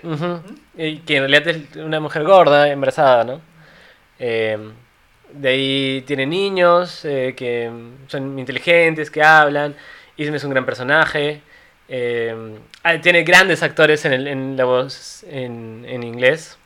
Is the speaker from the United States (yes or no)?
no; Cusco, Peru; somos cusqueños